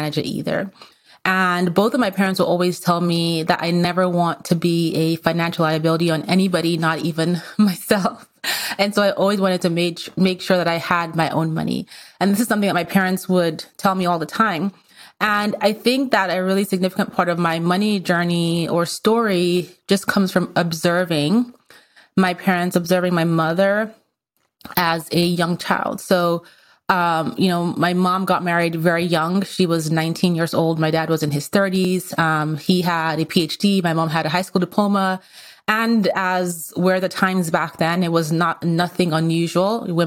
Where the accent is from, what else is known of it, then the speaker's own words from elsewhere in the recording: Nigeria; moved away as an adult; also born or lived in Austria / Vienna, Austria; now in United States; I was actually born in Austria. I was born in Europe. I went to part of grade school there. And then I went to part of grade school in Nigeria. And then I went to high school in Nigeria